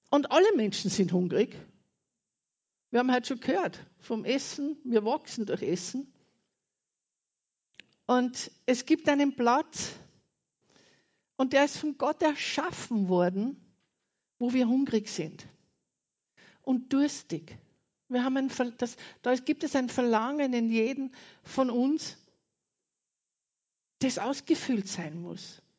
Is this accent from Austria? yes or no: yes; Austria; Und ich war kaum eine Woche drüben und habe gewusst, und es bewegt mich auch sehr, meine Heimat ist Österreich.